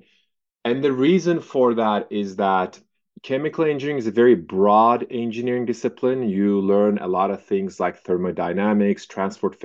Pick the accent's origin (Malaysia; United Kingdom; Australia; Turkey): Turkey; moved away as an adult; also born or lived in Santa Barbara, California, United States; I was born and raised in Turkey